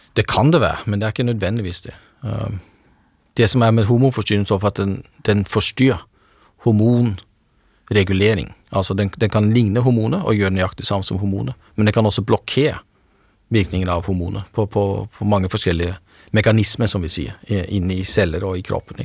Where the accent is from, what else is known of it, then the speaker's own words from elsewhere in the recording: Norway; som nordmand